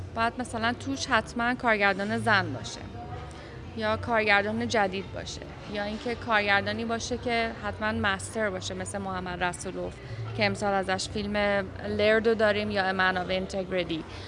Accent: Iran; من به عنوان یه ایرانی

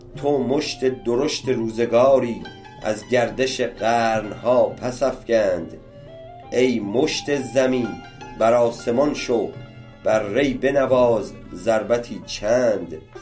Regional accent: Iran; ما همه ایرانی هستیم

